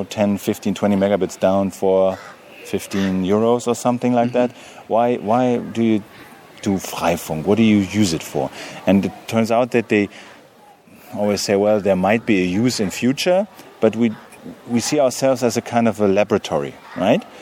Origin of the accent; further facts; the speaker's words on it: Germany; English is a second language; I'm a journalist from Germany.